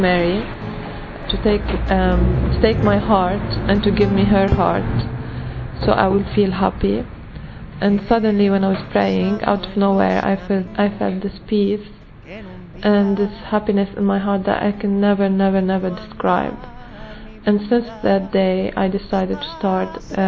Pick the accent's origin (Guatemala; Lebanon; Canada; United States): Lebanon; moved away; from Lebanon